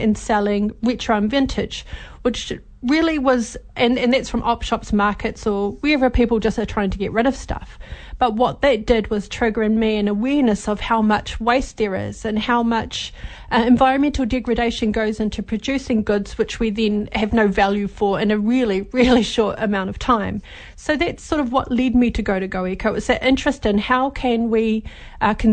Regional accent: Gore, Southland, New Zealand; I was brought up in Gore and in Southland

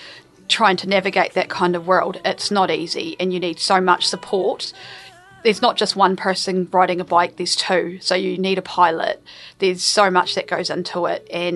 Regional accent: Murihiku, Southland, New Zealand; Nō Mirihiku aho, ko Ngāi Tahu, Ngāti Māmoe, me Waitaha, ngā iwi te taha tōku mama, ko... Ai.

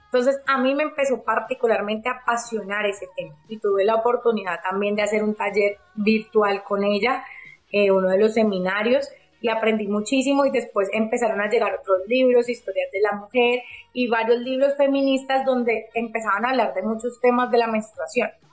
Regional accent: Cali, Valle del Cauca, Colombia; yo soy de Cali, Colombia, estoy acá en Cali, Colombia

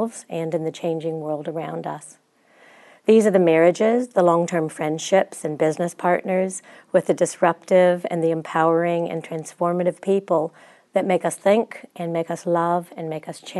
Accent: Chicago, Illinois, United States; accent: American; also born or lived in Christchurch, New Zealand; now in New Zealand; I'm from Chicago

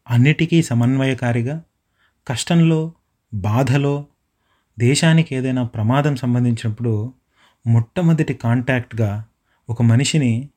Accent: Madanapalle, Andhra Pradesh, India; now in Dunedin, New Zealand; మా ఊరు మదనపల్లికి దగ్గరగా ఉండేటువంటి

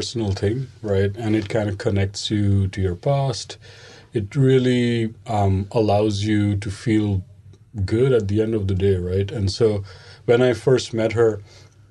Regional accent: East India, India; moved away as an adult; also born or lived in United States; now in Lincoln, New Zealand; I grew up in India, in the east of India. So I spent the first 18 years of my life there.

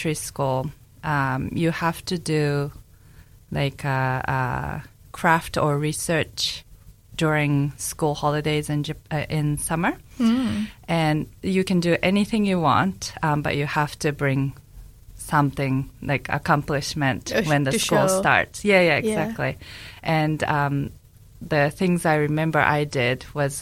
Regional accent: Hokkaido, Japan; English is a second language; moved away as an adult; now in New Zealand; I was born and raised in Japan. I grew up in Hokkaido, which is the northern island of Japan

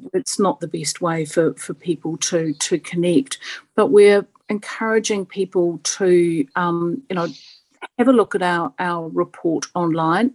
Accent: South Africa; now in New Zealand; I didn't grow up in New Zealand. I grew up in South Africa, and I arrived in the late 70s

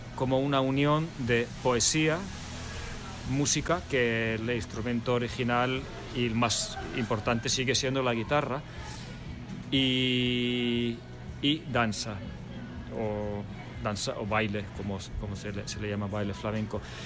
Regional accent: Finland; moved away as an adult; also born or lived in Buenos Aires, Argentina / France; now in Spain; yo nací en Buenos Aires hace ya bastante tiempo. Mis padres son finlandeses. Yo me fui de pequeño, eh, luego estuve viviendo en Francia unos años y la mayor parte de mi infancia sí la pasé en Finlandia

